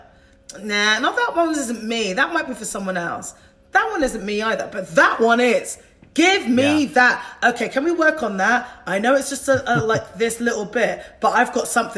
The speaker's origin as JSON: {"language": "English", "country": "United Kingdom", "said": "I am British"}